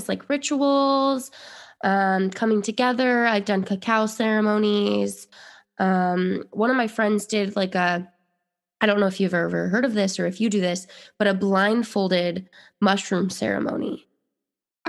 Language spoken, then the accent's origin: English; Utah, United States; moved away; I'm from Utah. I lived there for 26 years